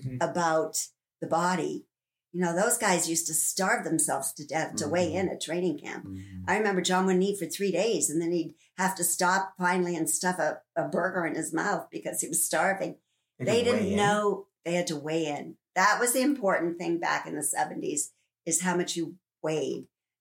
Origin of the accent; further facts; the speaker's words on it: Canada; I mean, I'm Canadian. How can I not?